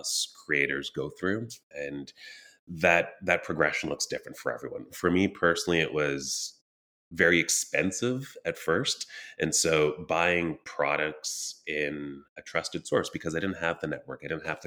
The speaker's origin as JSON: {"language": "English", "area": "Elmer", "region": "Quebec", "country": "Canada", "tie": "born or raised there", "also_born_or_lived": "Trinidad and Tobago / Ottawa, Ontario", "moved": "yes", "lives_now": "Kitchener-Waterloo, Canada", "said": "I was born in Trinidad and Tobago, immigrated to Canada when I was four, and grew up around the Western Quebec, Eastern Ontario region. So small town called Elmer, Quebec, 40 minutes from Ottawa"}